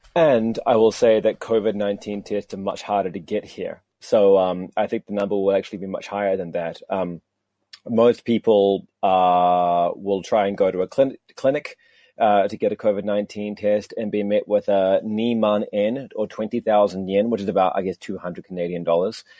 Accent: New Zealand; now in Tokyo, Japan; I was doing a, a, a, report for Radio New Zealand uh, uh, back in my home country

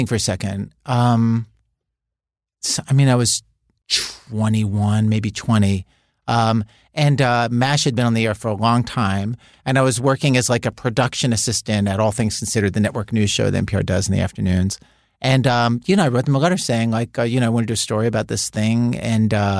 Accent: Baltimore, Maryland, United States; also born or lived in Chicago; now in New York, United States; when I was growing up in Baltimore

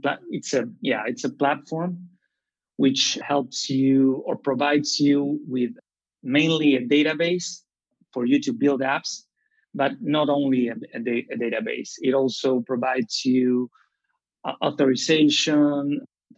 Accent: Rosario, Santa Fe, Argentina; now in Buenos Aires, Argentina; I'm from Rosario, Argentina, and I'm currently living in Buenos Aires

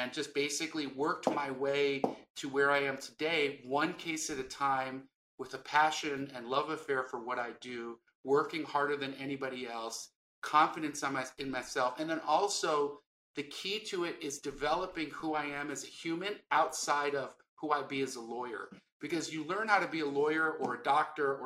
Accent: Los Angeles, California, United States; I grew up in West LA and we were very poor

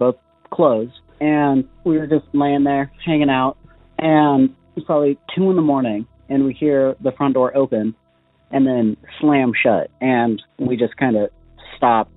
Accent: Gold Beach, Oregon, United States; I grew up in the Gold Beach area. I lived there for 10 years when I was younger.

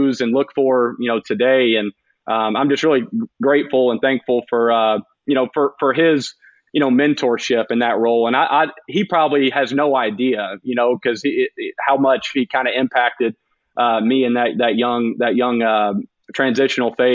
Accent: Carrollton, Georgia, United States; also born or lived in Auburn, Alabama; growing up in Carrollton, going to Auburn

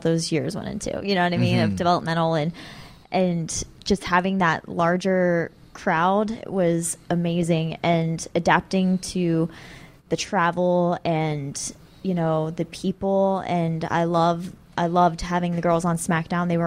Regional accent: Columbus, Ohio, United States; moved away; it's my hometown

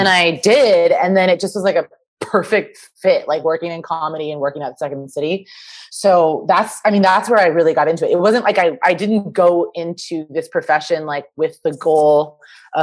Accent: Kansas, United States; moved away as an adult; also born or lived in Chicago; I grew up in Kansas, right outside of Kansas City, Missouri, actually. So it's like right on the corner of Kansas and Missouri. Lived there my whole life.

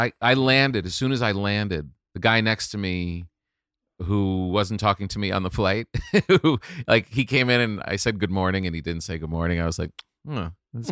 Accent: New York, United States; I grew up in New York. I lived in New York my whole adult life.

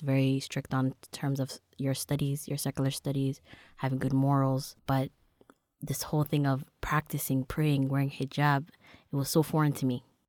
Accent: Toronto, Ontario, Canada; Growing up in Toronto, you know, born and raised in Dixon

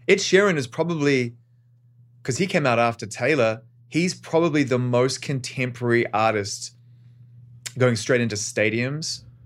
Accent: Auckland, New Zealand; growing up in Auckland, New Zealand

